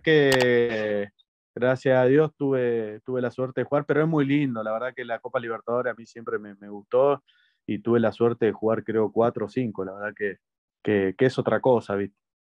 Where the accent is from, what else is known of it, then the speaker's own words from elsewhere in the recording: Argentina; also born or lived in Mexico; en Argentina, en, mi país